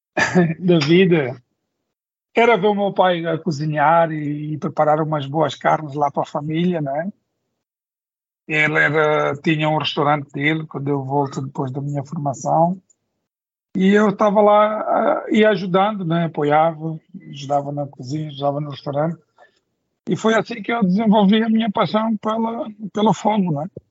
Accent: Mozambique; sou moçambicano

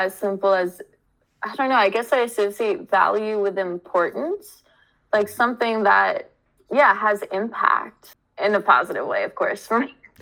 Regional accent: United States; I was born in America

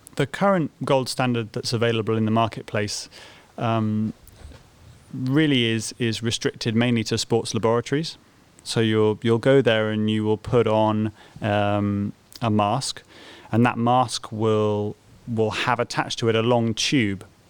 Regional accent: Bristol, South West England, United Kingdom; moved away as an adult; also born or lived in Cambridge; I was born in Bristol

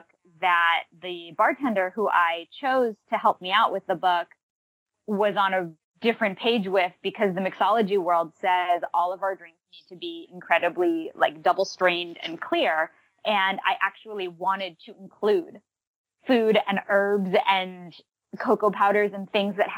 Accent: Massachusetts, United States; moved away; I grew up in Massachusetts

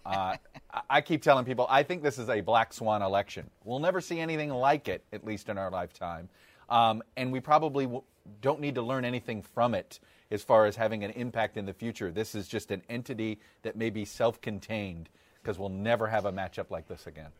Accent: Miami, Florida, United States; as a kid growing up in Miami

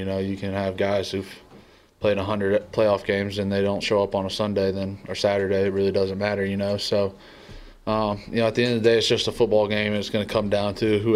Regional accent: the South, United States; moved away; I grew up in the South

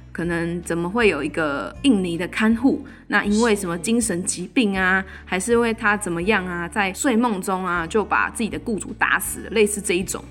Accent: Taiwan; 自己身为台湾人

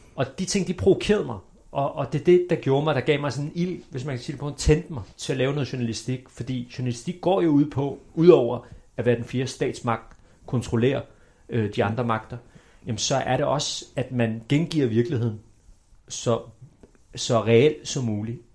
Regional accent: Denmark; Vi er født mm. i Danmark

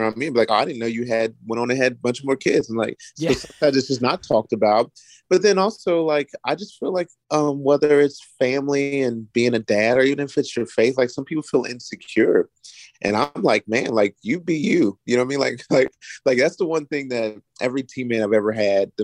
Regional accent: Florence, Kentucky, United States; now in Virginia, United States; I was raised in Florence, Kentucky. That's across the bridge from Cincinnati, Ohio

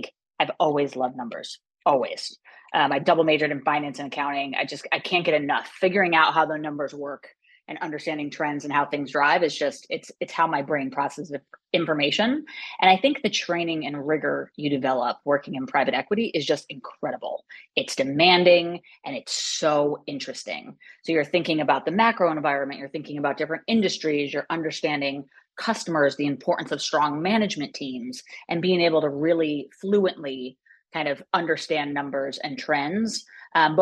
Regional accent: upstate New York, United States; I grew up in upstate New York, a very small town, in fact, a hamlet, 45 minutes west of Albany.

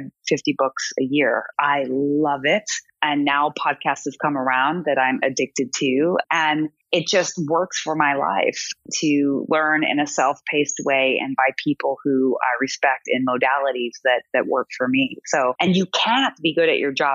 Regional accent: Everett, Washington, United States; I grew up in Everett, Washington

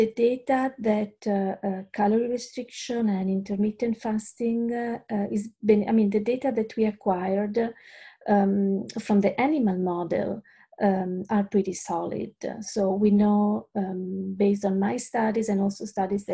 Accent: Italy; English is a second language; moved away as an adult; now in Australia; I'm originally from Italy.

